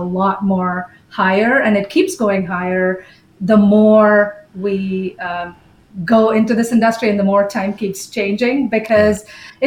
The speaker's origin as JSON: {"language": "English", "country": "Bahrain", "tie": "born or raised there", "moved": "as an adult", "lives_now": "United States", "said": "although I was an Indian citizen, I was born and brought up in Bahrain in the Middle East."}